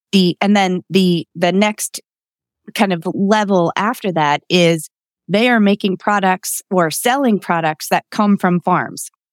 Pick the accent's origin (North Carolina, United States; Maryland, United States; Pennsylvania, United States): Pennsylvania, United States; Lititz; also born or lived in Mount Joy, Pennsylvania; I grew up in Lititz, um, another, you know, cute landmark in, in our, um, county